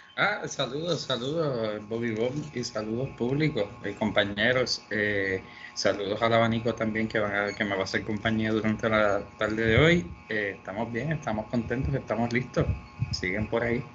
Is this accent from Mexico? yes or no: no; Puerto Rico; nosotros como puertorriqueños